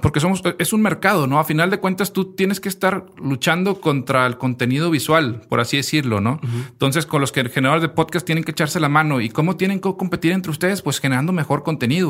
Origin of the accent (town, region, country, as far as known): Mexico